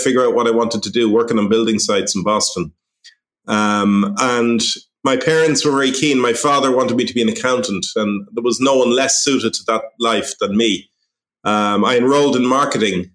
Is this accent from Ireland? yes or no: yes; St. Margaret's, Leinster, Ireland; moved away as an adult; now in Trieste, Italy; Okay, so I grew up in North County Dublin in a place called St. Margaret's, which is somewhere between Finglas and the airport on a small farm.